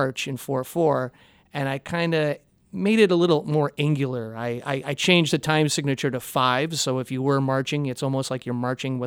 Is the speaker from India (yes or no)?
no; Joliet, Illinois, United States; born and raised in Joliet, Illinois